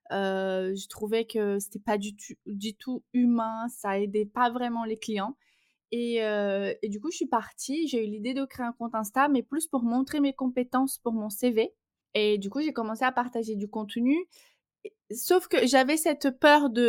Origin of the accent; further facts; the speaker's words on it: Brazil; accent: Brazilian; French is a second language; Et mon petit accent vient du Brésil pour ceux qui vont l'entendre dans le podcast. Donc je suis brésilienne